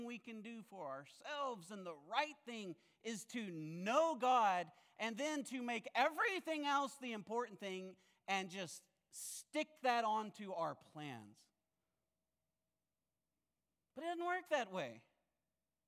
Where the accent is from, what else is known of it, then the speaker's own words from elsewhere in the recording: Ouachita Mountains, central Arkansas, United States; I grew up in the Ouachita Mountains, central Arkansas